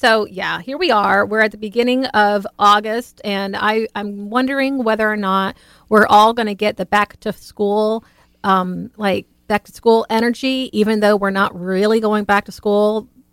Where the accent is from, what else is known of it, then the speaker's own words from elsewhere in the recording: Louisiana, United States; as a kid in Louisiana